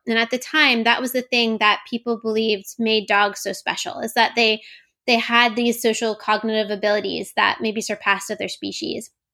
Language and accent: English; Florida, United States; moved away; also born or lived in Oregon; I grew up in Florida